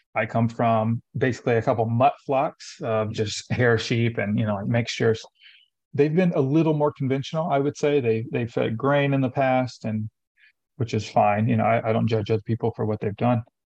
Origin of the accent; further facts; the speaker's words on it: Lafayette, Tennessee, United States; moved away; I grew up in Tennessee. I'm originally from Tennessee, about an mm-hmm. hour north of Nashville. It's called, it's a small town called Lafayette.